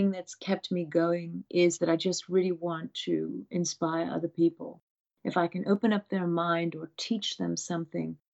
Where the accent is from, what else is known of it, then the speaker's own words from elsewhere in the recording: Abruzzo, Italy; I grew up around mountains in Italy in an area called Abruzzi